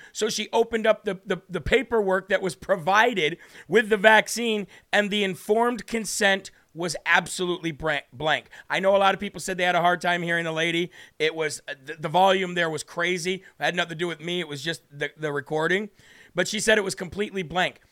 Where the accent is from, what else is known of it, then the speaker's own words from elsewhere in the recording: Illinois, United States; moved away; my home state of Illinois.